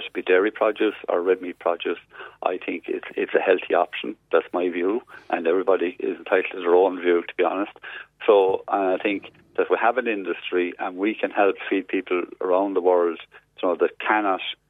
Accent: Tipperary, Munster, Ireland; I come from Tipperary myself

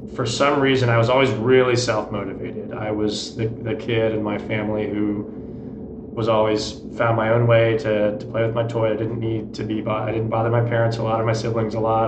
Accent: Dallas, Texas, United States; also born or lived in Houston, Texas; born in Houston, Texas. Ended up moving to Dallas when I was pretty young. So uh, I grew up there and went to high school there

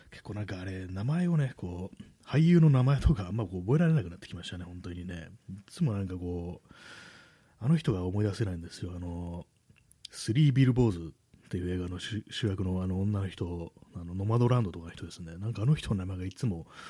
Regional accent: Tokyo, Japan; 私も東京の人間でね、まだずっと東京にいるんでね

